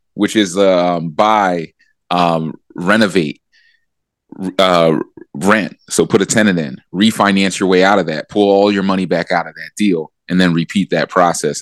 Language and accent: English; Philadelphia, Pennsylvania, United States; So I grew up in Philadelphia in that Allen Iverson era.